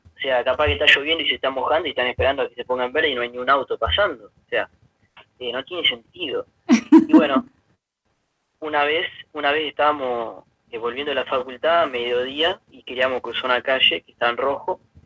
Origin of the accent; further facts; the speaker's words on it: Humberto Primo, Santa Fe, Argentina; moved away as an adult; now in Bonn, Germany; soy de Humberto Primo Santa Fe, un pueblito muy cerca de Rafaela